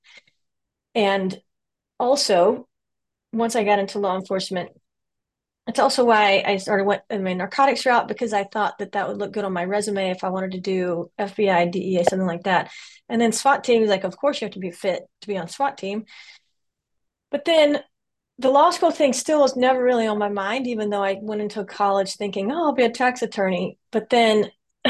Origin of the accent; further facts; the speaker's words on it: Louisiana, United States; moved away as an adult; also born or lived in Florida; I'm from Louisiana mostly originally. I'm kind of from the South in general. But high school in Louisiana